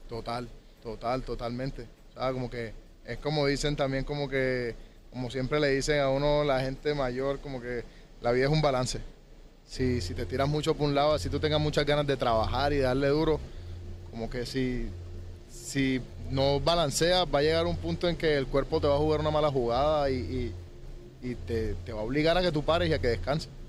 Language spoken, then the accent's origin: Spanish; Colombia; aparte de Colombia, pues que es de donde yo soy